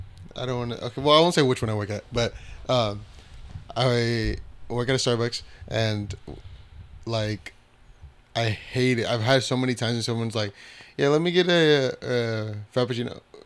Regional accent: Philippines; I don't know if it's just a Filipino thing, but because I'm Filipino, I notice it.

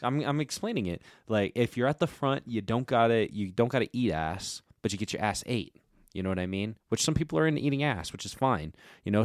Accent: United States; I'm an American

